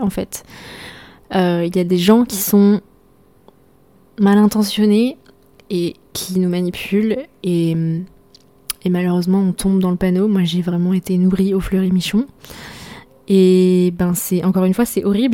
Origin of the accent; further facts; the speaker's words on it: Brittany, France; je suis bretonne